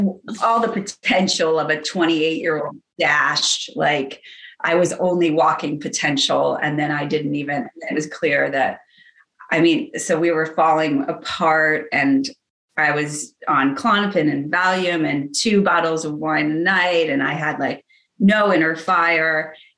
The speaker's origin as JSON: {"language": "English", "region": "Virginia", "country": "United States", "tie": "born or raised there", "also_born_or_lived": "New York City", "moved": "yes", "said": "I grew up in Virginia"}